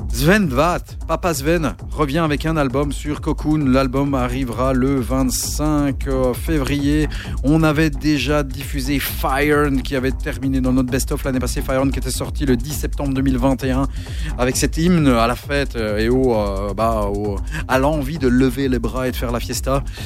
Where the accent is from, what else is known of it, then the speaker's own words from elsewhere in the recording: Belgium; chez nous en Belgique